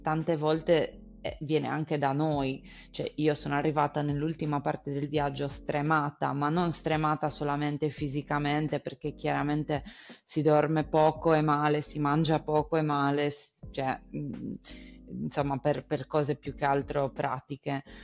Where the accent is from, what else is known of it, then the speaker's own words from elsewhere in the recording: Sardinia, Italy; moved away; vengo dalla Sardegna